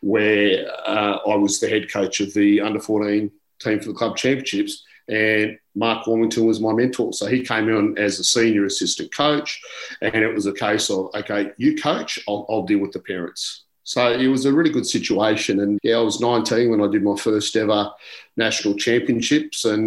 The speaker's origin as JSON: {"language": "English", "town": "Canberra", "region": "Australian Capital Territory", "country": "Australia", "tie": "born or raised there", "said": "I grew up in Canberra"}